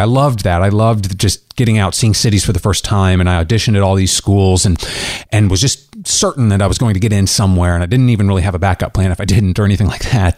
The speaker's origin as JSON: {"language": "English", "town": "Great Bend", "region": "Kansas", "country": "United States", "tie": "born or raised there", "lives_now": "Kansas City, United States", "said": "I'm from Kansas originally. Grew up in a tiny town out in Kansas. It's called Great Bend, right in the center of the state."}